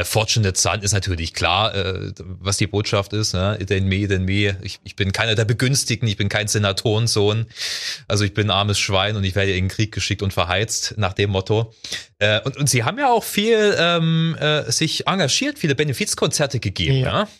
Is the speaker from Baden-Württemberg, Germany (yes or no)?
no; Ore Mountains, Saxony, Germany; Es gab bei uns in der Gegend, ich bin im Erzgebirge äh, groß geworden